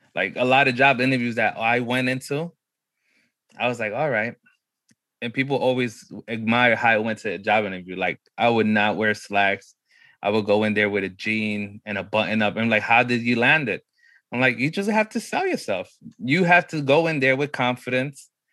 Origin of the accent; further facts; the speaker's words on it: New York City, New York, United States; growing up in New York was crazy